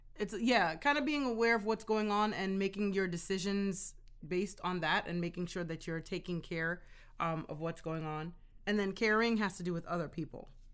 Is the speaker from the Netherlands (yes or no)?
no; Jamaica; now in United States; I'm Jamaican, so in my culture, it is a male-dominated culture